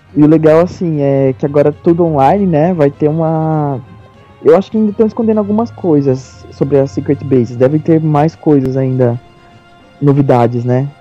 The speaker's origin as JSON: {"language": "Portuguese", "country": "Brazil", "said": "eu sou brasileiro"}